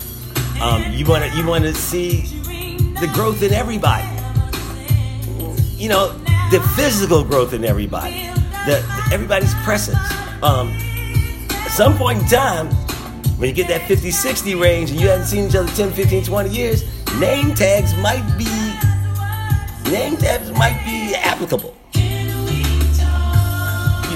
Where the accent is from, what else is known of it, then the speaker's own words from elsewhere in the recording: Philadelphia, Pennsylvania, United States; The neighborhood club that I grew up in Philadelphia, the neighborhood club that I grew up around, has an annual cookout